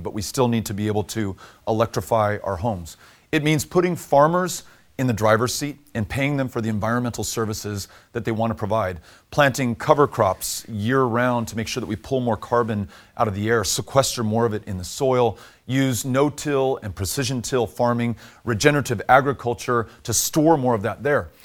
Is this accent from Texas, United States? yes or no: yes; Texas, United States; my home state of Texas